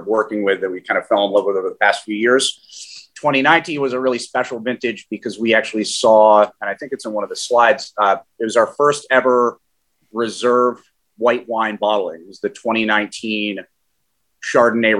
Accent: Ithaca, Finger Lakes, New York, United States; also born or lived in Queens; I'm a Finger Lakes native. Like Ben, I grew up outside of Ithaca

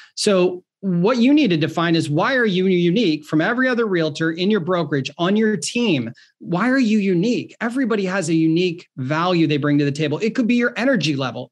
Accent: Ohio, United States; I'm from Ohio

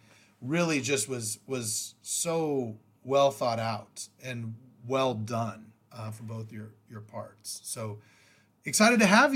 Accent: Sacramento, California, United States; I'm from Sacramento, California, so very rarely did we have pay-per-views here.

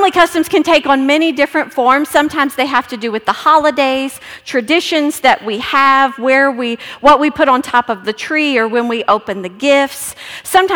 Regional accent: Texas, United States; I'm from Texas

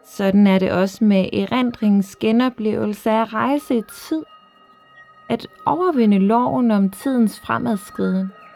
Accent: Frederikshavn, North Denmark Region, Denmark; derude i Kattegat mellem Jødeborg og Frederikshavn, hvor jeg kommer fra

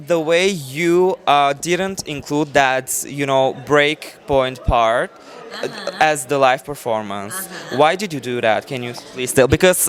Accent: Bulgaria; I come from Bulgaria.

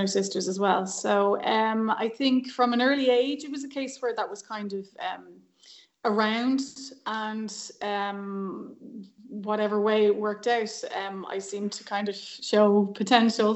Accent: Dublin, Leinster, Ireland; I grew up in Dublin, um, in a place called Cabra, which is kind of North Dublin, the best part

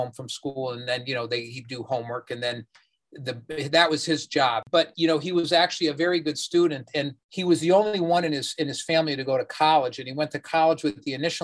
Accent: Norwalk, Connecticut, United States; We grew up in Norwalk, just outside of New York.

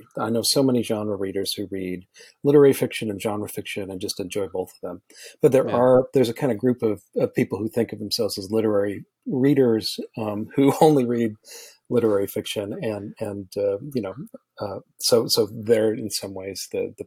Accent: Utah, United States; also born or lived in Rhode Island; now in Los Angeles, United States; I grew up in Utah and have lived everywhere after

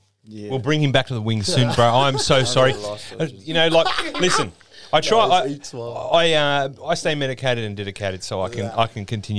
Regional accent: Wollongong, New South Wales, Australia; also born or lived in Jamberoo; Growing up in the Gong

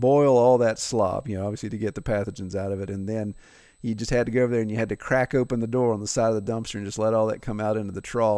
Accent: Appalachia, United States; being born and raised in Appalachia

